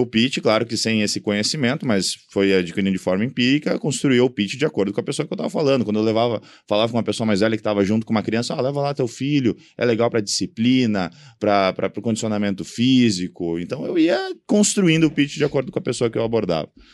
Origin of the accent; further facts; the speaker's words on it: Balneário Camboriú, Santa Catarina, Brazil; eu sou natural de Balneário Camboriú.